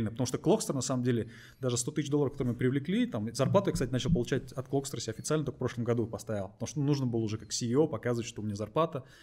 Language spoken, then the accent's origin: Russian; Kazakhstan; просто так сложилось географически, что мы из Казахстана, хотя у нас стартап хороший.